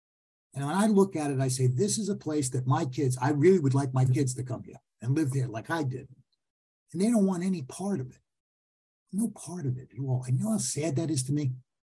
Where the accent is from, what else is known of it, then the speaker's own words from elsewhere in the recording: Queens, New York, United States; now in Nassau County, United States; I'm from Queens. I moved here to Nassau County. What's wrong with Queens?